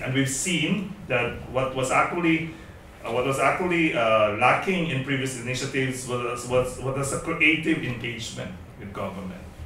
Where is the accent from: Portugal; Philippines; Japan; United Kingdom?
Philippines; moved away as an adult; also born or lived in Indonesia; I'm a Filipino, but for the last five years, up until recently, I've been based in Indonesia